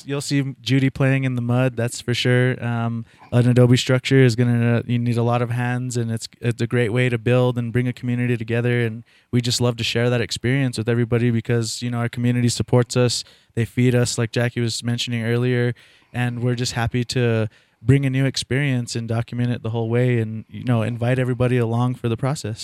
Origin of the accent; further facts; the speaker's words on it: Taos Pueblo, New Mexico, United States; I was born and raised in Taos Pueblo